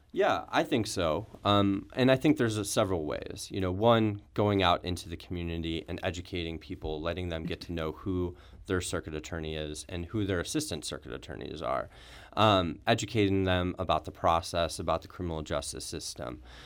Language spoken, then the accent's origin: English; Brentwood, Missouri, United States; also born or lived in Chicago, United States; I grew up in Brentwood, just outside the city of Saint Louis